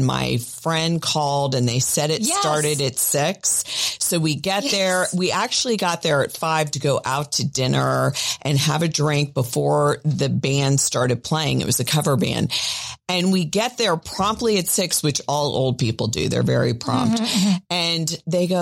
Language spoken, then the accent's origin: English; Miami, Florida, United States; I grew up in Miami.